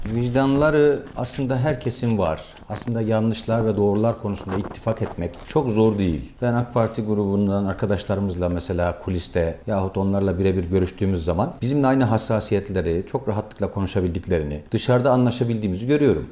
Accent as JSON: {"language": "Turkish", "region": "Black Sea Region", "country": "Turkey", "said": "Ben mizacen e, herhalde Karadenizliyim"}